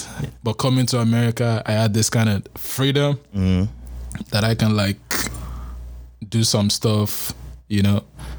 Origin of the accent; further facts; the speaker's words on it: Lagos, Nigeria; moved away as an adult; now in Bay Area, United States; Born and raised in Lagos. Everything Lagos.